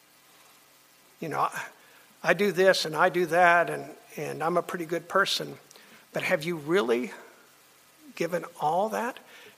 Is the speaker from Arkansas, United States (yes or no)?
no; Miami, Florida, United States; I grew up in Miami